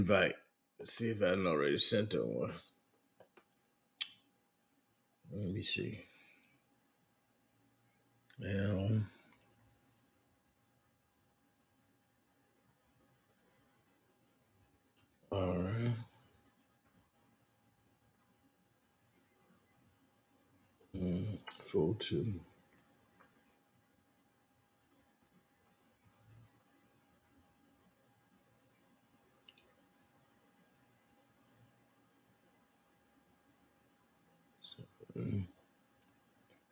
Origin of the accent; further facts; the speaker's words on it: South Carolina, United States; I'm from South Carolina.